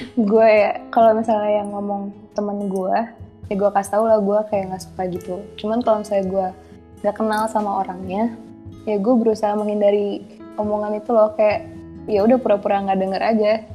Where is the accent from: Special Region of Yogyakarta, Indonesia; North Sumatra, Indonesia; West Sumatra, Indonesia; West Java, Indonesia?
West Java, Indonesia; Bogor; gue orang Bogor